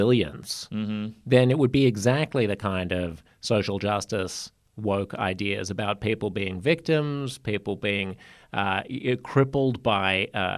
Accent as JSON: {"language": "English", "country": "Australia", "said": "That's why I'm Australian, not Canadian or American."}